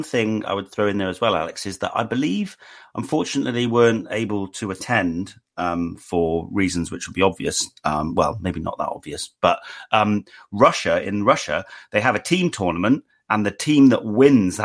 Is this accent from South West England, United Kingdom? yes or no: no; Wales, United Kingdom; I grew up in Wales and have a Welsh mother